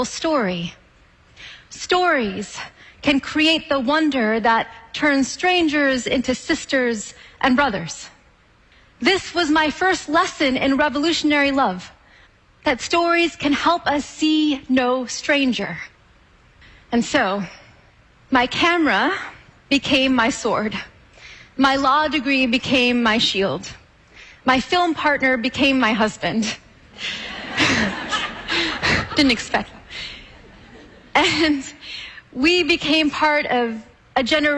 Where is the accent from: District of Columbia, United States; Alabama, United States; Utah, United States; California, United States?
California, United States; born or raised there